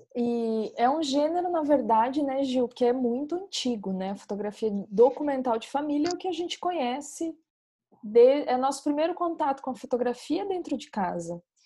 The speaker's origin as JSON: {"language": "Portuguese", "region": "Santa Catarina", "country": "Brazil", "also_born_or_lived": "Mato Grosso", "moved": "yes", "lives_now": "Recife, Brazil", "said": "Eu sou catarinense, morei em Mato Grosso, agora estou morando em Recife."}